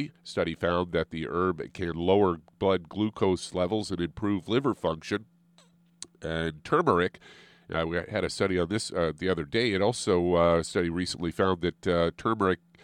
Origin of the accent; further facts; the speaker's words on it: Midwest, United States; moved away as an adult; now in California, United States; growing up as a kid growing up in the Midwest.